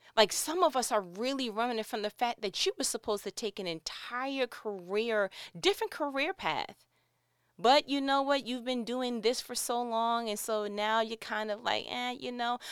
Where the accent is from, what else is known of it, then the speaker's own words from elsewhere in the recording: New York, United States; moved away as an adult; born and raised in New York